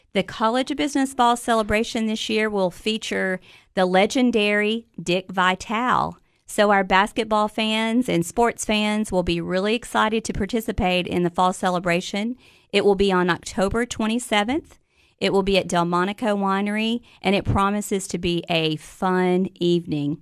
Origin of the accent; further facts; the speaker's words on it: Gainesboro, Tennessee, United States; also born or lived in Washington, D.C. / Upper Cumberland, Tennessee; I'm originally from Gainesboro, Tennessee